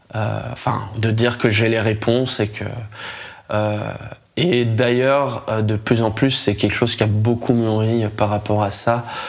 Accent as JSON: {"language": "French", "country": "France", "said": "en tant que Français"}